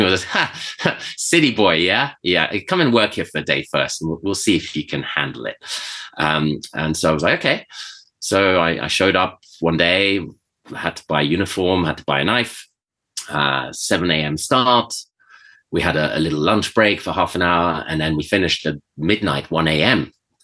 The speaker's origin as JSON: {"language": "English", "country": "Venezuela", "tie": "born or raised there", "also_born_or_lived": "Switzerland", "said": "And so I was always around that growing up in Venezuela and in Switzerland."}